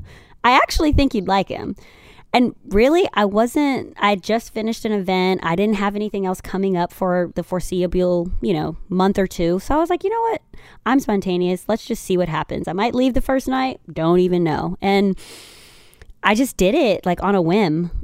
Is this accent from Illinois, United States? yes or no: yes; Chicago, Illinois, United States; I'm from Chicago